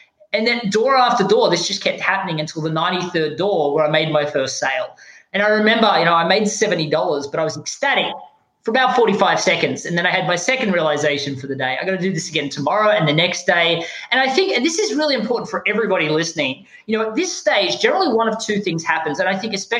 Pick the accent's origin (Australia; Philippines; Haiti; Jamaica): Australia; moved away; I don't sound American. I'm actually from Australia.